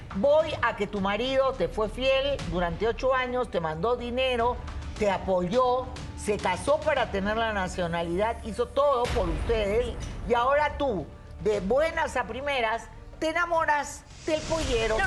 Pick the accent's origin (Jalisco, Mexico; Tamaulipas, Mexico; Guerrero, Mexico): Guerrero, Mexico; Acapulco; mis padres me engendraron en, Acapulco, por tanto yo soy de ahí